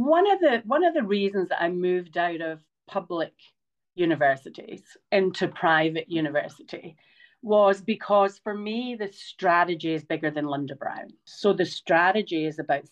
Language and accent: English; Scotland, United Kingdom; also born or lived in Queensland, Australia; now in Australia; I'm Scottish